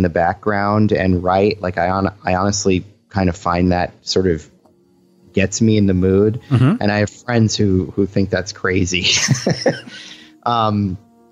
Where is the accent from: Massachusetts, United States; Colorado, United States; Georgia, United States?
Massachusetts, United States; Boston; now in California, United States; I'm originally from Boston